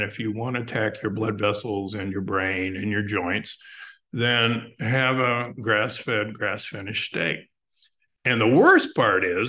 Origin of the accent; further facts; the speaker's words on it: Omaha, Nebraska, United States; I grew up in Omaha, Nebraska